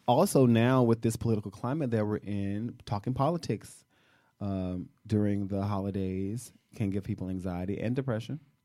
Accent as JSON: {"language": "English", "town": "Shreveport", "region": "Louisiana", "country": "United States", "moved": "yes", "said": "I'm from Louisiana. I'm from Shreveport."}